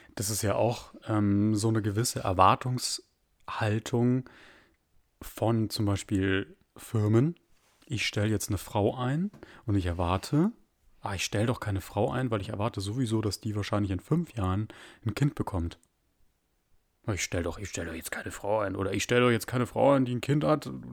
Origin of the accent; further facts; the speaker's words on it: Germany; bei uns in Deutschland